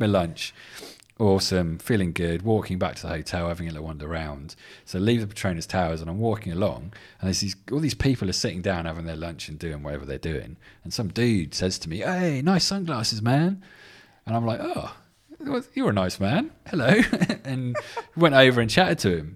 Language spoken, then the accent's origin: English; England, United Kingdom; I'm English